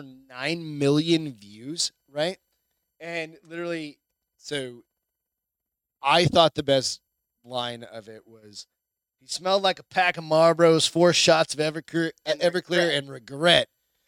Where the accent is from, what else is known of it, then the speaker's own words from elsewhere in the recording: New Hampshire, United States; moved away; also born or lived in Phoenix, Arizona; New Hampshire